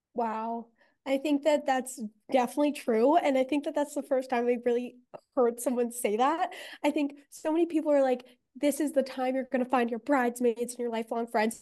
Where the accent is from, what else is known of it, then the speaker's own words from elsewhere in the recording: Los Angeles, California, United States; I'm from Venice Beach, and I went to, like, we both, Davina and I went to the same high school